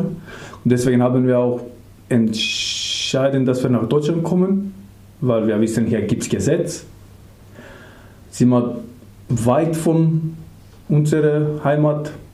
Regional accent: Skopje, North Macedonia; German is a second language; moved away as an adult; now in Germany; Ich komme aus Mazedonien, mhm. aus der Hauptstadt

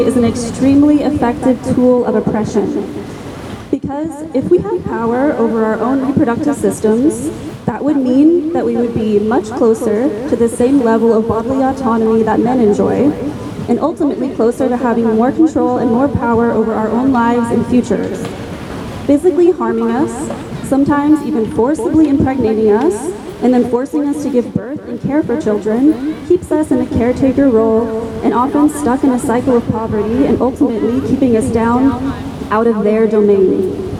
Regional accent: United States; now in Freiburg, Germany; my home country, the United States

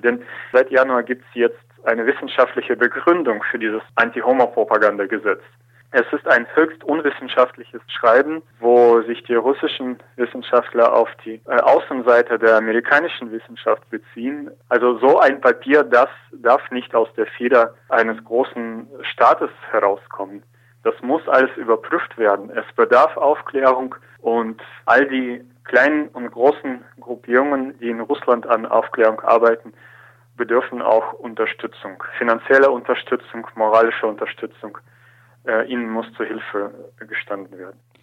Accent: Germany; wie in Deutschland

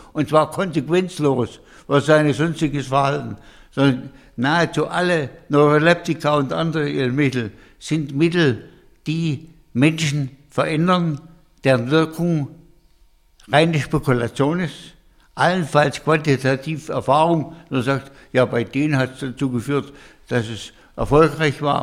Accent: Hohenlohe, Baden-Württemberg, Germany; die Bauernhöfe im Hohenloge, wo ich groß geworden bin

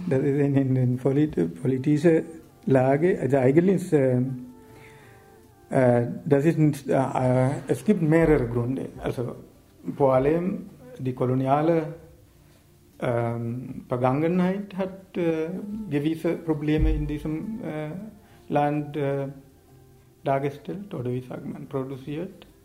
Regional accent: Sri Lanka; German is a second language; moved away as an adult; now in Germany; Ich komme aus Sri Lanka und seit äh, 30 Jahren lebe ich in Deutschland. Eigentlich ist eine Sri Lankanische Deutsche oder deutsche Sri Lankaner, kann man so nennen.

